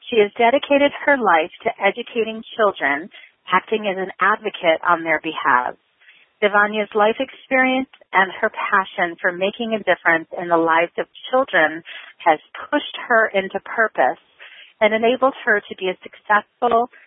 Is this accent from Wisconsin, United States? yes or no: no; Chicago, Illinois, United States; I was born and raised there too. Whoop whoop to Chicago